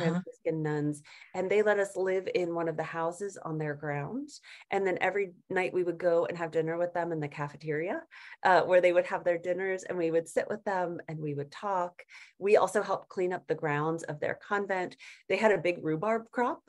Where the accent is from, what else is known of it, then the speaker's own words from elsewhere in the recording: Atlanta, Georgia, United States; moved away as an adult; also born or lived in Denver, Colorado; I had grown up in Georgia. So I grew up in Atlanta